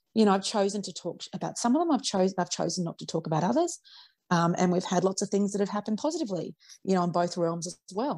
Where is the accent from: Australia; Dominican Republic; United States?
Australia; I was raised on Vegemite like everybody else uh, in Australia